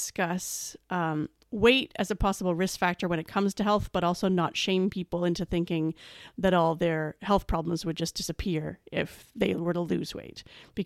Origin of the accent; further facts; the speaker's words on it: Canada; I'm from Canada